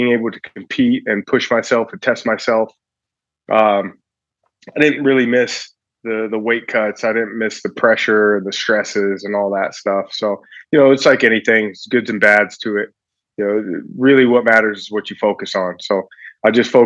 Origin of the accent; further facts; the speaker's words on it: Las Vegas, Nevada, United States; also born or lived in Carson City area, Nevada; But I moved to Las Vegas when I was super young. I grew up in Las Vegas.